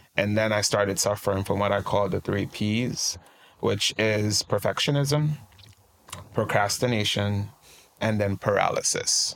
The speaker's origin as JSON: {"language": "English", "country": "Trinidad & Tobago", "tie": "born or raised there", "moved": "as an adult", "lives_now": "United States", "said": "I'm originally from Trinidad and Tobago, a beautiful country. We like to call it the twin island in the sun. Um, uh, born and raised, and I moved to the US uh, right when I turned about 21."}